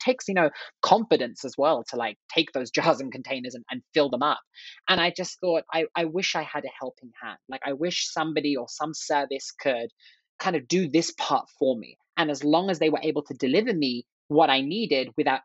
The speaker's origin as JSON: {"language": "English", "region": "London", "country": "United Kingdom", "tie": "born or raised there", "moved": "as an adult", "lives_now": "United States", "said": "I grew up in England. I'm from England, originally from London"}